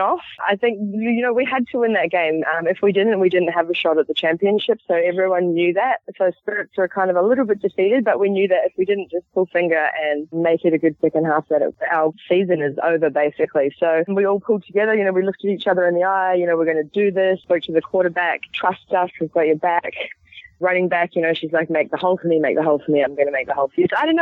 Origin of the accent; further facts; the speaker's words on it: Sydney, New South Wales, Australia; moved away as an adult; now in Los Angeles, United States; I came from Sydney